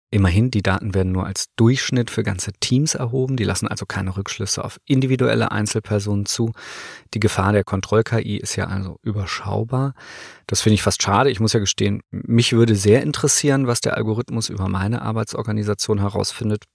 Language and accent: German; Northern Germany, Germany; Ich komme ja aus Norddeutschland